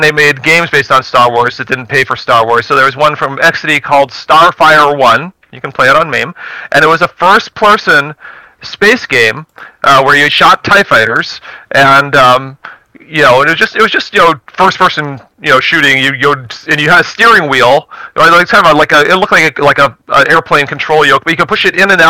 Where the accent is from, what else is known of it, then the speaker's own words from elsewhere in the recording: Baltimore, Maryland, United States; moved away; I was from the Baltimore, D.C. area